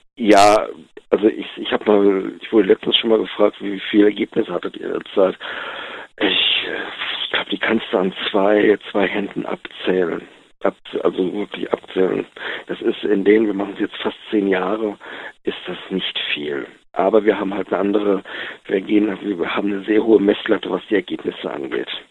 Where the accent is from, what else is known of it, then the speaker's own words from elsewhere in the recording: Wuppertal, North Rhine-Westphalia, Germany; Ich bin aus Wuppertal, Jahrgang 71